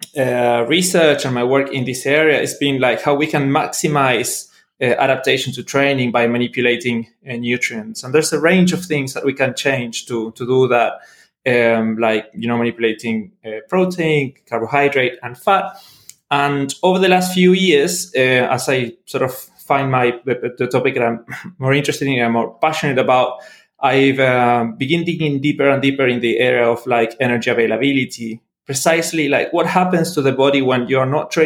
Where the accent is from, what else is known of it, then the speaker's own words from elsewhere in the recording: Argentina; moved away as an adult; also born or lived in Melbourne, Australia / Norway; now in Liverpool, United Kingdom; I'm originally from Argentina, trained as a biologist